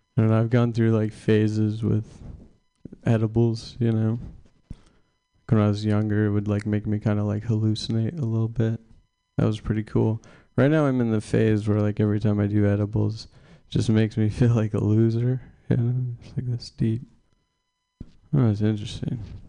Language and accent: English; Sacramento, California, United States; now in San Francisco Bay Area, United States; I'm from Sacramento originally. Now I live in the Bay